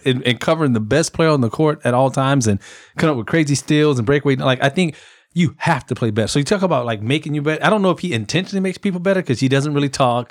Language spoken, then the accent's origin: English; Converse, Texas, United States; Converse, Texas, my hometown